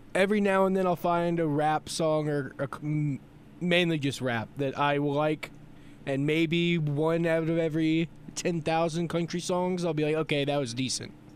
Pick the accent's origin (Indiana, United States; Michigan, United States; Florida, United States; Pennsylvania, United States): Florida, United States; I was born in Florida